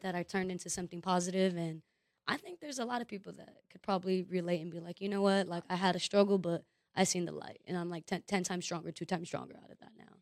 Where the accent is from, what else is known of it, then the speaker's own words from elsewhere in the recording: Los Angeles, California, United States; also born or lived in Florida; being born and raised in Los Angeles